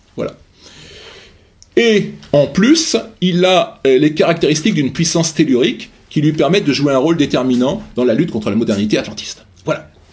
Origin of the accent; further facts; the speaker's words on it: France; en tant que Français ou Européens de l'Ouest